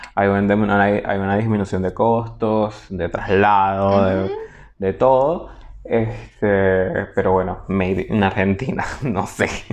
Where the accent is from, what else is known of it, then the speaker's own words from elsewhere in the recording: Portuguesa, Venezuela; del pueblo donde yo nací y crecí